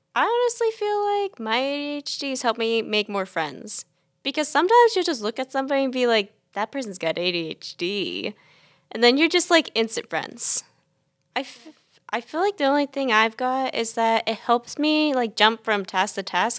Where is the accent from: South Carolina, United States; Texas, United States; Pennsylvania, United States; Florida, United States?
South Carolina, United States; Chapin; I am from Chapin, South Carolina